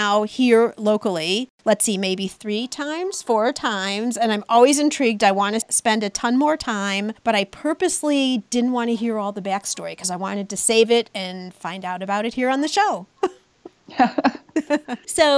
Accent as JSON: {"language": "English", "town": "Highland Park", "country": "United States", "tie": "born or raised there", "said": "here in Highland Park, my hometown"}